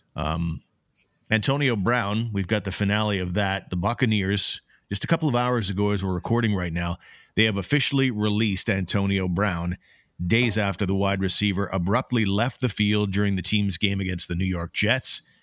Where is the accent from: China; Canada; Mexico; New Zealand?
Canada; as a Canadian